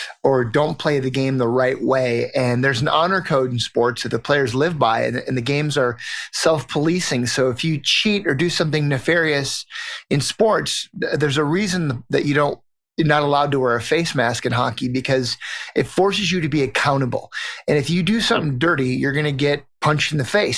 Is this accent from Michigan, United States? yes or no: no; Fairmont, Minnesota, United States; I grew up in right on the Iowa border, right in a little town called Fairmont in southern